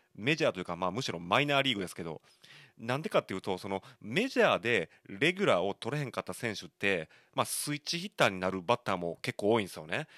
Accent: Shiga, Japan; also born or lived in Osaka; now in Kobe, Japan; 僕大阪生まれ滋賀育ちなわけですけど

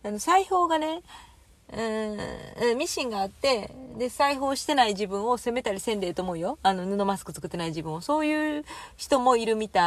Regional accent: Kansai, Japan; moved away

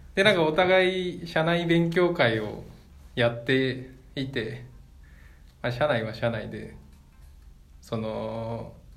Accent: Niigata, Japan; now in Sapporo, Japan; 地元新潟帰って

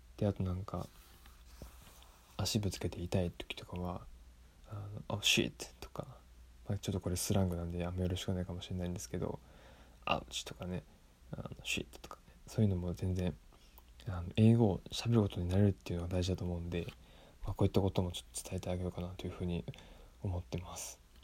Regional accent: Tottori, Japan; 生まれてから今まで生まれてから、えー、ずっと鳥取県で育っている留学経験はなし

